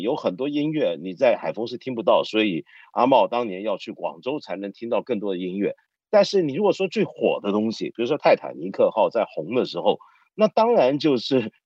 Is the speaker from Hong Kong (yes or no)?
yes; Hong Kong; 我作为一个香港人